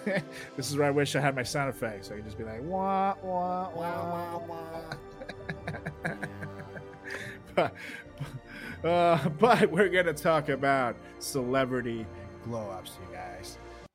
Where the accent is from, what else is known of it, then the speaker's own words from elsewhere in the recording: Iowa, United States; We're from Iowa.